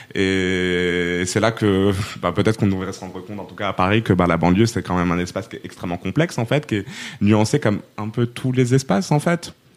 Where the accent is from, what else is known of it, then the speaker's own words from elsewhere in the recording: Rabat, Rabat-Salé-Kénitra, Morocco; also born or lived in Poitiers, France; now in Aubervilliers, France; à la base, je suis, euh, je suis marocaine, je viens de Rabat